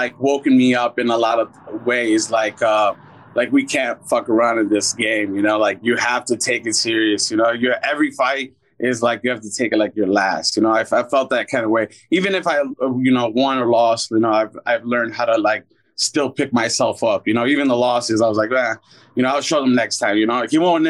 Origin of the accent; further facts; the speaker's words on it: Chicago, Illinois, United States; I'm from Chicago, Illinois